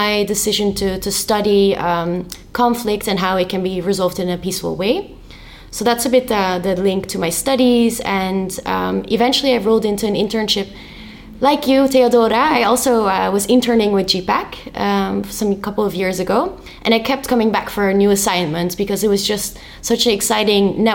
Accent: Rotterdam, South Holland, Netherlands; was born and raised in Rotterdam, which is a little city in the Netherlands

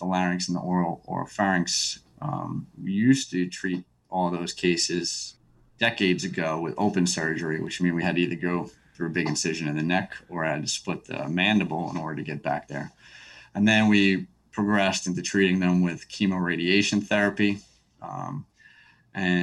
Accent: New York, United States; now in Texas, United States; I'm a native of New York

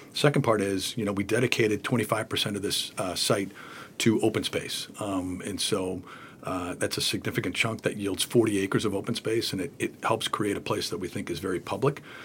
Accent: Boston, Massachusetts, United States; I've been here, uh, in Boston all my life.

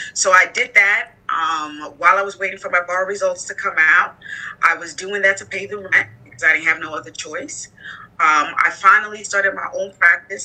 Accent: Nigeria; moved away as an adult; also born or lived in United States / Arizona / Bedford-Stuyvesant, Brooklyn; now in Brooklyn, United States; I was born here in the United States. Um, my family's from Nigeria. And so at the age of five, I migrated back to Nigeria, and that's actually where I went to elementary school and high school.

